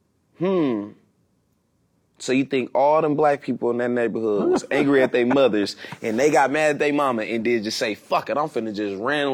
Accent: Oakland, California, United States; I was born in Oakland, but they took us from Africa.

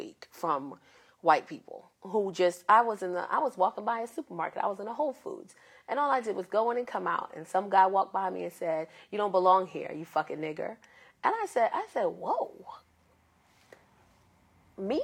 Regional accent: New York City, New York, United States; I grew up in the South Bronx of the projects.

